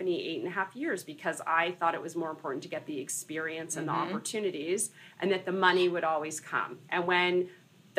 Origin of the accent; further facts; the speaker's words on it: Los Angeles, California, United States; moved away as an adult; also born or lived in Santa Barbara; now in New York City, United States; I was born and raised in Los Angeles.